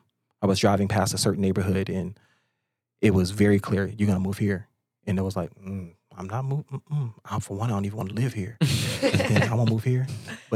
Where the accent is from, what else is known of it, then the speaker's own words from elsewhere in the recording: Gary, Indiana, United States; moved away as an adult; now in Florida, United States; I'm from Gary, Indiana, but I worked in south of Chicago.